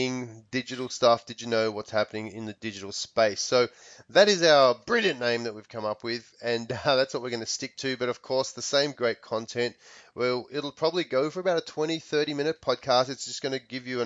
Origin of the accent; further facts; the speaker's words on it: Australia; moved away as an adult; now in Palm Springs, United States; I'm from Australia, but I do live here in the U.S. I live in Palm Springs, sunny Palm Springs in California, and have been in the States for nearly 10 years.